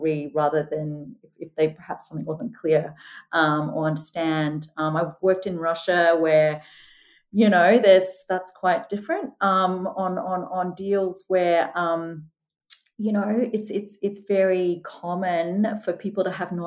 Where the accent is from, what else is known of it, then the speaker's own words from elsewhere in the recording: Queensland, Australia; moved away as an adult; also born or lived in United Kingdom; I grew up in Queensland